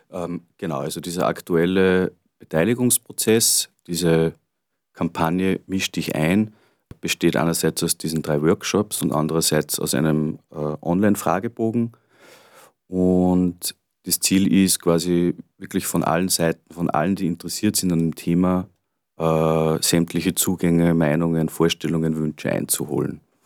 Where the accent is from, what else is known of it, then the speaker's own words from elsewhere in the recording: Gallneukirchen, Upper Austria, Austria; ich bin ursprünglich in Grönekirchen groß geworden